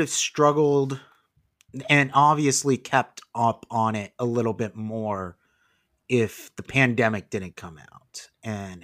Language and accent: English; Las Vegas, Nevada, United States; also born or lived in California; I live in Las Vegas. I've lived here for most of my life.